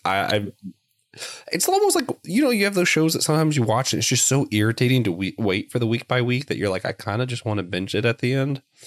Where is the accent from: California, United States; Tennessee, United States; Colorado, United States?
Tennessee, United States; Knoxville; now in Lancaster, United States; I'm originally from Knoxville, Tennessee